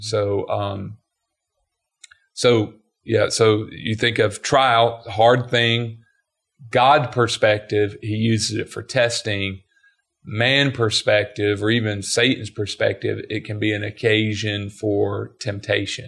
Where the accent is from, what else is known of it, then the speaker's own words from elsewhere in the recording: Georgia, United States; growing up in Georgia